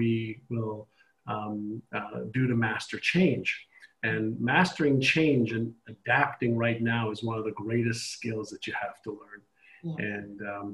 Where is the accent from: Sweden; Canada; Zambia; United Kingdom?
Canada; now in United States; I live in the U.S. I don't vote in the U.S. I'm Canadian.